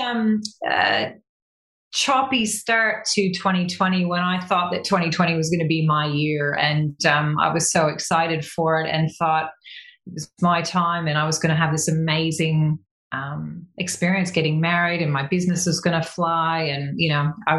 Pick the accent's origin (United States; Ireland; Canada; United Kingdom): Canada; now in Australia; I'm Canadian by birth. I've lived in Australia half my life, so I call myself a quasi Aussie